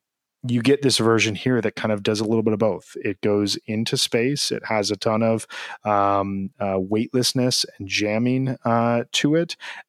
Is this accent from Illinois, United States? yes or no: yes; Chicago, Illinois, United States; As a Chicagoan who loves having his hot dog dragged through the garden, there is nothing like a Dirty Water Dog.